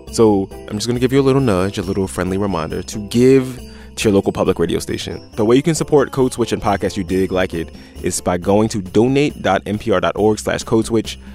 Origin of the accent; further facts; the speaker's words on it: Philadelphia, Pennsylvania, United States; I feel like I'm from South Philly